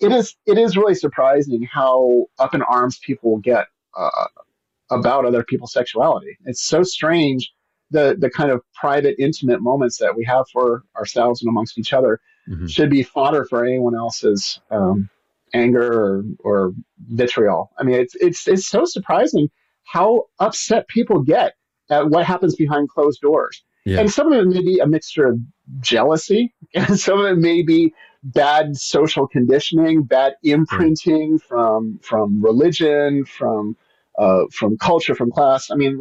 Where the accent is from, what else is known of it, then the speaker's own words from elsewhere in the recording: Pacific Northwest, United States; also born or lived in Memphis, United States / Tennessee, United States; I am from the Pacific Northwest, but I've lived in a lot of different places.